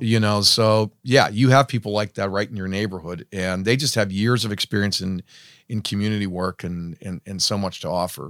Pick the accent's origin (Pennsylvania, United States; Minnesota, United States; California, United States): Pennsylvania, United States; hometown near Pittsburgh; growing up and hearing all these wonderful stories about how great my hometown was in its heyday, um, and then coming back after college